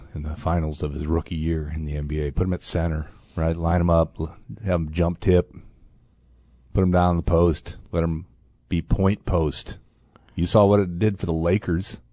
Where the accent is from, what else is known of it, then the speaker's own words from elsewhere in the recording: Fort Wayne, Indiana, United States; Fort Wayne, my hometown.